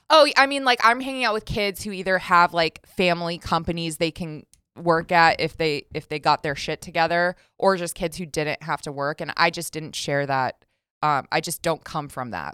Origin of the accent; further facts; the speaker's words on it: Las Vegas, Nevada, United States; born and raised in Las Vegas